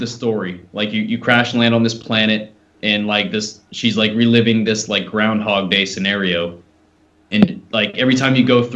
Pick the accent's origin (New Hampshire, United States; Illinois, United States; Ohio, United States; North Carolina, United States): New Hampshire, United States; moved away; I'm not from too far away. I'm from New Hampshire